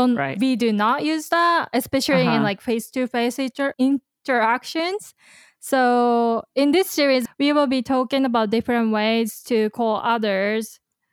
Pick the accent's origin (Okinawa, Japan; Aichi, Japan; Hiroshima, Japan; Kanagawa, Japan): Kanagawa, Japan; 日本の神奈川県の出身です。I'm from Kanagawa Prefecture in Japan.